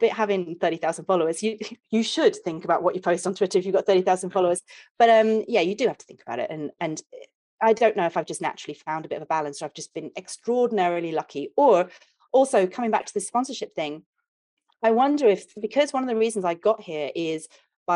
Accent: England, United Kingdom; accent: British; I'm English

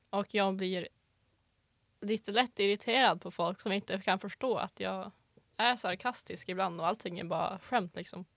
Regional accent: Gullmark, Västerbotten County, Sweden; kommer från eh, en liten by utanför den lilla byn Bygdeå mm. som är utanför staden Umeå. Eh, och min by då heter Gullmark

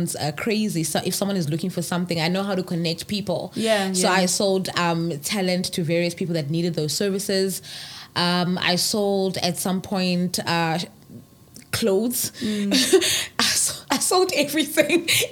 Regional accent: Ulundi, KwaZulu-Natal, South Africa; I grew up in Ulundi.

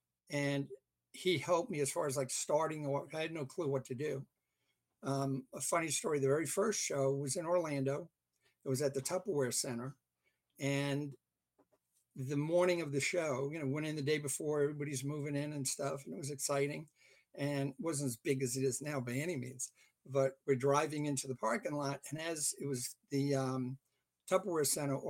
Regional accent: England, United Kingdom; also born or lived in Canada; now in United States; I basically am originally from England. Although I was born in Canada, my parents were British subjects.

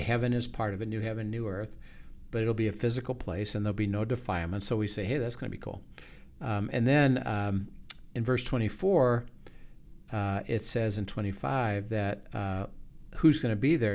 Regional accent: United States; I'm an American

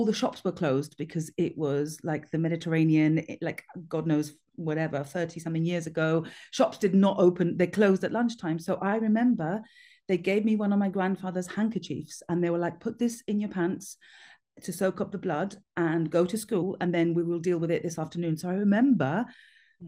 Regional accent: Gibraltar; I grew up in Gibraltar

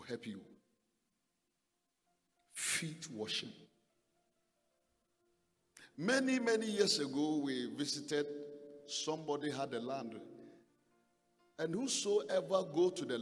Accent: Ghana; I came from Ghana.

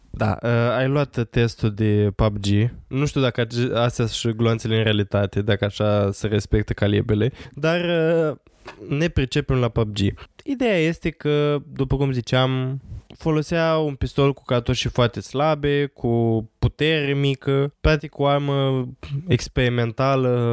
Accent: Romania; noi suntem ca români

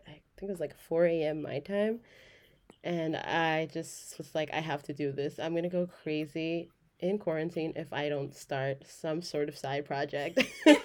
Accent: Los Angeles, California, United States; Born and raised in Los Angeles, but Oaxaca to my core.

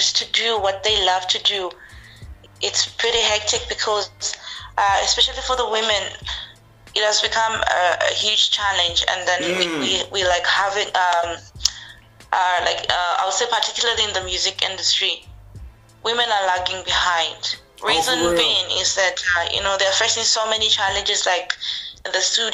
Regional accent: Livingstone, Southern Province, Zambia; now in United Kingdom; growing up like in Zambia, it's I would say it's, particularly Livingston itself where I am

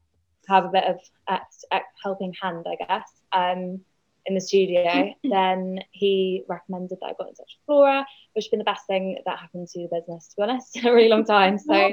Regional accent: South West England, United Kingdom; I am from Devon, brought up in Devon, trained in California

